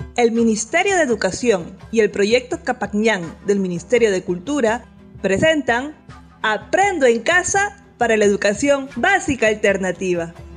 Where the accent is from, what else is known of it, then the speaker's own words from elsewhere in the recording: Puno, Peru; soy de Puno